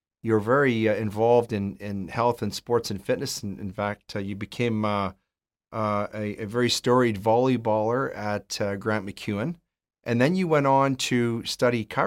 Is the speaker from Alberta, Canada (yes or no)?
yes; Edmonton, Alberta, Canada; I'm originally from Edmonton, so we probably grew up around the same time